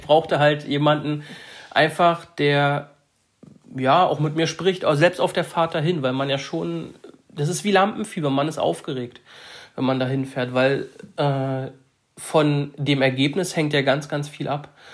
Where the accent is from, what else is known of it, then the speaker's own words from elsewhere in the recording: Saxony-Anhalt, Germany; Wir kommen oder ich komme aus Sachsen-Anhalt